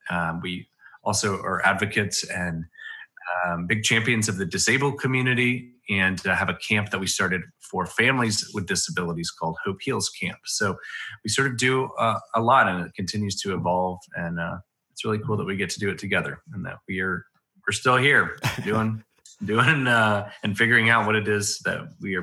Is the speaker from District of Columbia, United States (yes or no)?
yes; Washington, District of Columbia, United States; also born or lived in Montgomery; Well, I was born in Montgomery, Alabama, which is the state capital, and my dad is and was then a pastor, and lived there for a couple years, and then I moved to Washington, D.C.